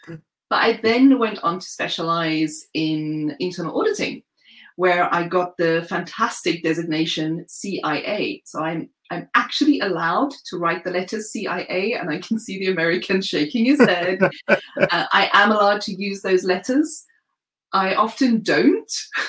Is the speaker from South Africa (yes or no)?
yes; South Africa; now in United Kingdom; from South Africa, although I've lived in the UK for more than a decade now. So I understand that my accent is mellowed somewhat.